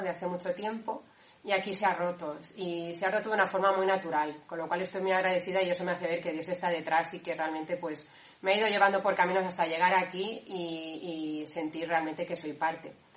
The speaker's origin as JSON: {"language": "Spanish", "town": "Valencia", "region": "Valencian Community", "country": "Spain", "moved": "as an adult", "lives_now": "Cantabria, Spain", "said": "soy de Valencia, eh, bueno, del núcleo de Valencia"}